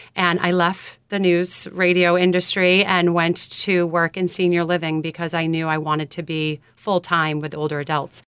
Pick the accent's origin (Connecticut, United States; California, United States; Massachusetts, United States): Massachusetts, United States; South Shore of; When I grew up here on the South Shore of Massachusetts